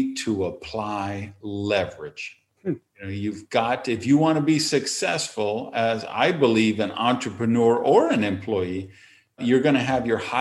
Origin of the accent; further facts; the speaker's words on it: Madison, Wisconsin, United States; I was delivering the hometown paper